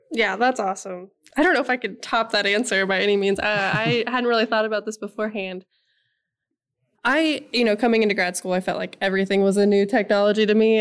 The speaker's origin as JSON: {"language": "English", "region": "Nebraska", "country": "United States", "moved": "yes", "said": "I am originally from Nebraska"}